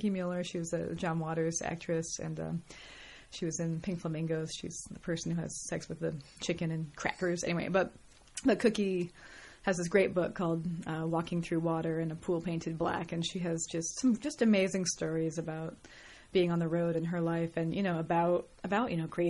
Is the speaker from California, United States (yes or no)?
yes; San Francisco Bay Area, California, United States; moved away as an adult; also born or lived in Mill Valley, California / New York; now in Los Angeles, United States; I grew up in the Bay Area, San Francisco Bay Area.